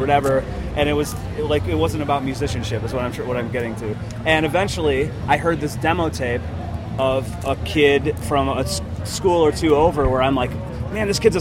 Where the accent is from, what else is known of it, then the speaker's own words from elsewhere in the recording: Chicago, Illinois, United States; I'm from the area originally.